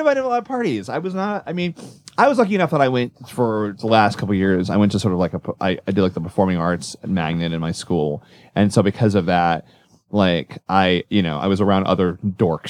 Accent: Orlando, Florida, United States; I grew up in Orlando

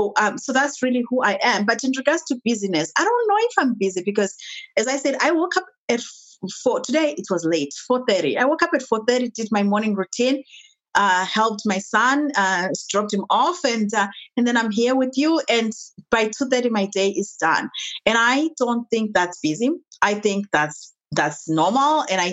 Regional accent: Zimbabwe; The Zimbabwe, we're a British colony. So everything was kind of styled under the British system. So I went to school like everybody else.

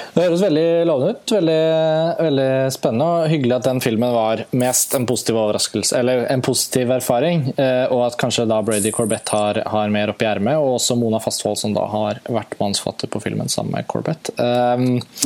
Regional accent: Norway

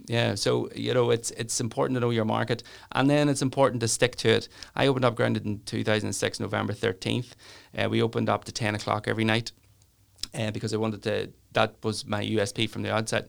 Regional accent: Newry, Northern Ireland, United Kingdom; I'm from Newry and I love Newry

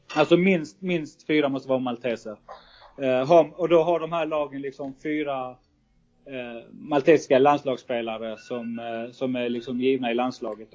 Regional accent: Sweden; moved away as an adult; now in Malta; jag som svensk

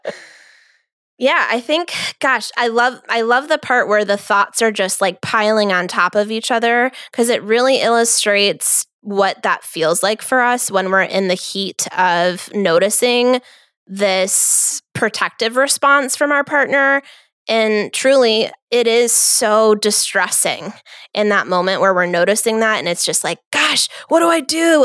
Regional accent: New York, United States; I am from New York

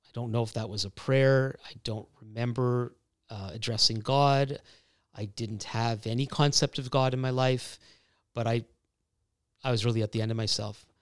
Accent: Montreal, Quebec, Canada; both my wife and I grew up in, in Montreal

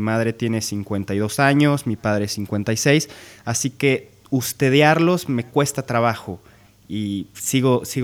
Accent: Guadalajara, Jalisco, Mexico

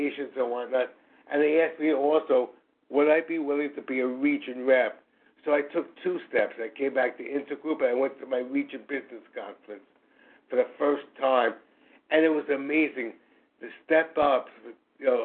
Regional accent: New York City, New York, United States; I am from New York City, obviously East Coast

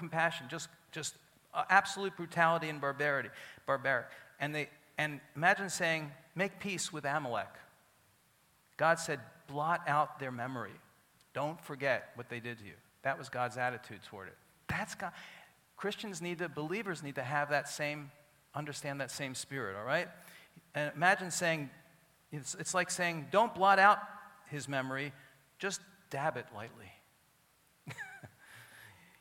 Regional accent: Philadelphia, Pennsylvania, United States; I grew up in Philadelphia

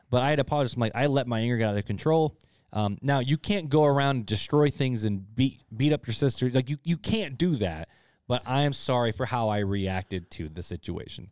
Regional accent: United States; as American Christians

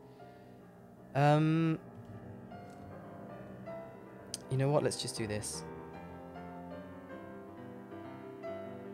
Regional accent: Leicester, East Midlands, United Kingdom; moved away; I was born in Leicester, in England. That's my hometown.

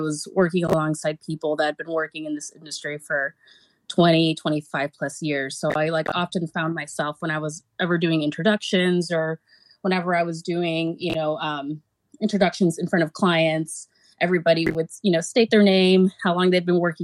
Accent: Pacific Northwest, United States; growing up in the Pacific Northwest

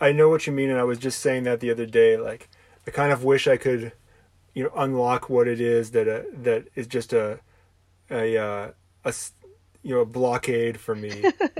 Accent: Toronto, Ontario, Canada; And I'm from Toronto. I was born there

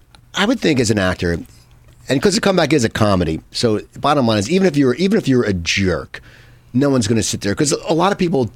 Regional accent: United States; I grew up near Philadelphia

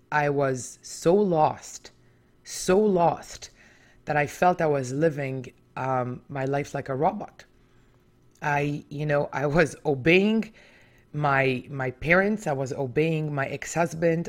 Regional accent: Israel; now in Toronto, Canada; I was born in Israel back in nineteen seventy-eight

